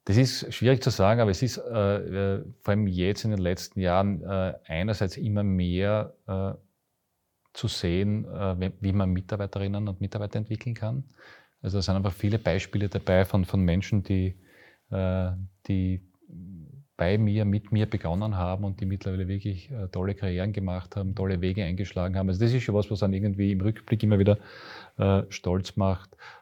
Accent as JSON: {"language": "German", "town": "Graz", "region": "Styria", "country": "Austria", "said": "ich bin Grazer mit. Herz und Seele"}